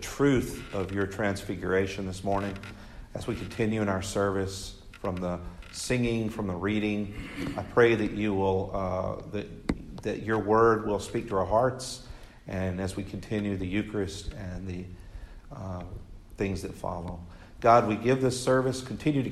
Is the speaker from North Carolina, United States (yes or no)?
no; West Tennessee, United States; I was raised in West Tennessee